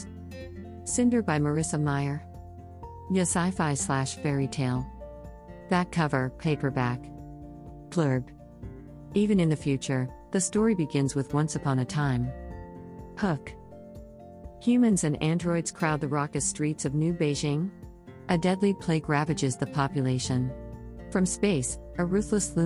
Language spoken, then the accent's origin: English; Canada; As a Canadian writer